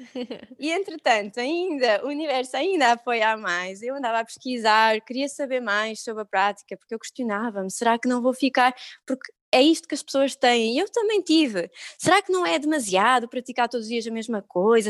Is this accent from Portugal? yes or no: yes; Algarve, Portugal; moved away; eu sou do Algarve